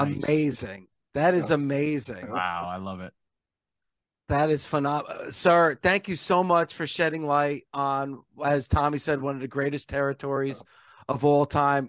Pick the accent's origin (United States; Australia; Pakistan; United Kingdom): United States; New Jersey; I grew up in New Jersey.